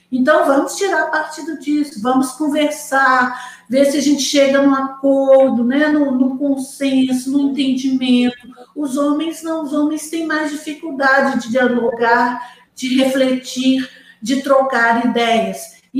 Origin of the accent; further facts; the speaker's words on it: Manaus, Amazonas, Brazil; born there; Eu nasci em Manaus, Vádia, também.